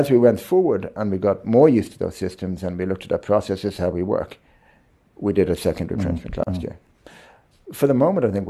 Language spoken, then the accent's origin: English; Ireland; No, I must be. But I am an Irishman.